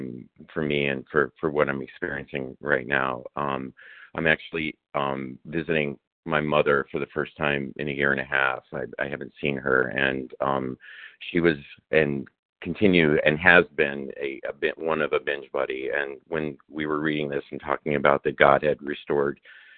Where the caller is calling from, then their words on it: Chicago, Illinois, United States; and I'm calling from Chicago.